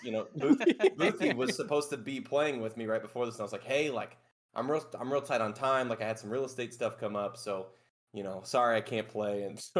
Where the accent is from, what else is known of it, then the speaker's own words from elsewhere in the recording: Midwest, United States; I'm from the Midwest, so I can say this. The Midwest is probably the most boring drive on the planet, right?